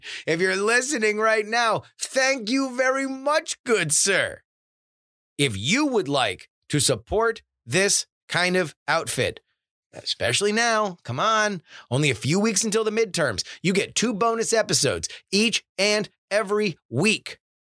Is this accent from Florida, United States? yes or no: yes; Florida, United States; my home state, the Sunshine State, greatest state in the union, Florida.